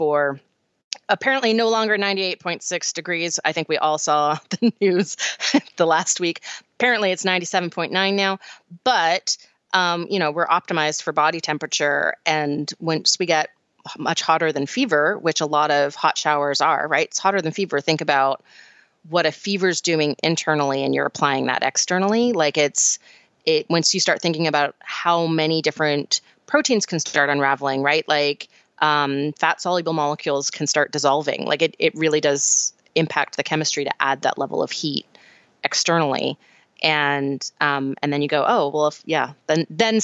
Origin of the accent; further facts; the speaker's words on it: Canada; I grew up in Canada